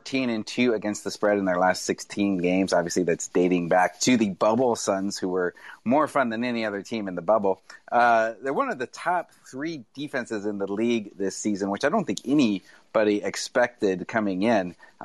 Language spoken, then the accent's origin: English; Phoenix, Arizona, United States; I'm from Phoenix.